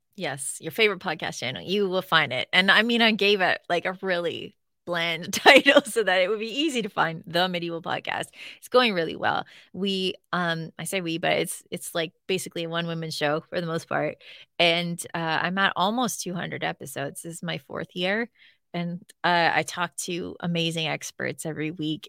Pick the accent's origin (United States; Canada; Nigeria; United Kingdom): Canada; Northern Ontario; I'm from Northern Ontario